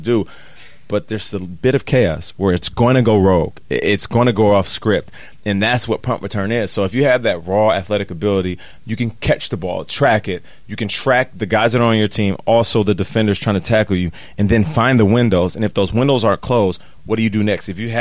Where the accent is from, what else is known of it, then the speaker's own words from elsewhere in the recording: Seattle, Washington, United States; I'm from Seattle, so Vancouver is close